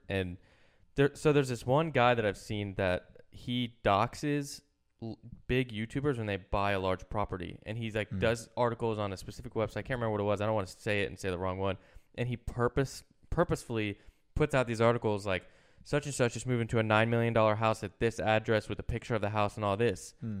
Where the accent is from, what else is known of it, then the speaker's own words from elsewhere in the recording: East Coast, United States; I'm from the East Coast.